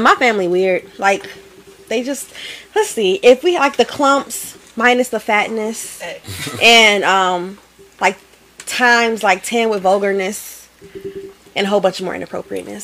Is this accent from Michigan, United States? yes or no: yes; Detroit, Michigan, United States; moved away as an adult; also born or lived in Grand Rapids, Michigan; I'm actually from Detroit, oh. but I like fled away to Grand Rapids at 18.